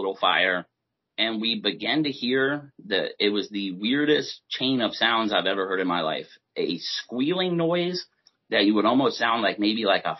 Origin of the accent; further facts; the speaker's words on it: Maryland, United States; also born or lived in Delta, Pennsylvania; I grew up in Maryland most of my life growing up.